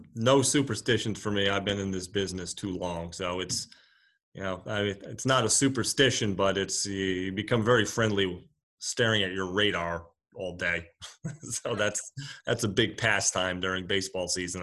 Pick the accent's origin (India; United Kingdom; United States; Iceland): United States; Rhode Island; moved away; I'm originally from Rhode Island